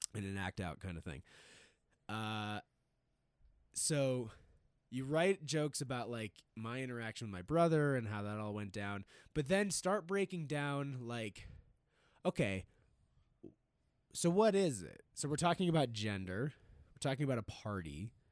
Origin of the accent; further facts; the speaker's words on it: East Coast, United States; now in Denver, United States; I grew up on the East Coast